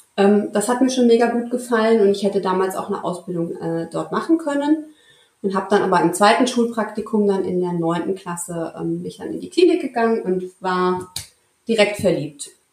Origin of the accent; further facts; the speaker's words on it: Marburg, Hesse, Germany; ich komme aus dem schönen mittelhessischen Marburg an der Lahn. Ähm, ja, relativ langweilig. Ich bin hier geboren, aufgewachsen und hier geblieben.